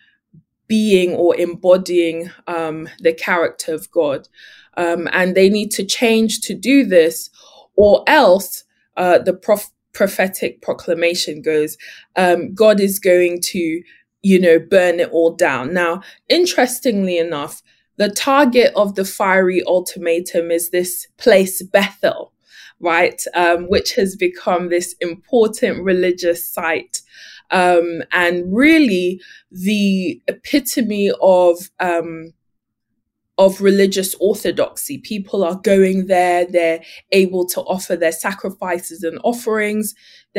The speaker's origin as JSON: {"language": "English", "region": "London", "country": "United Kingdom", "tie": "born or raised there", "also_born_or_lived": "Ghana (ancestry)", "moved": "as an adult", "lives_now": "California, United States", "said": "I am a Londoner, hailing from West London, England"}